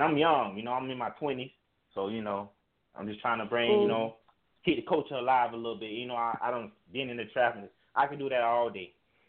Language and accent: English; Florida, United States; Because, you know, I'm from Florida, so it's like we live in it like a struggle